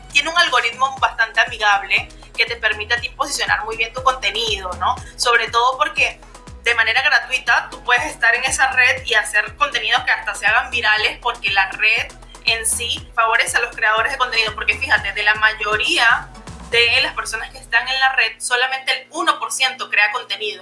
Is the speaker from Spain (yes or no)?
no; Venezuela; moved away as an adult; now in Peru; Yo soy venezolana, pero vivo en Perú desde hace ya cinco años viviendo aquí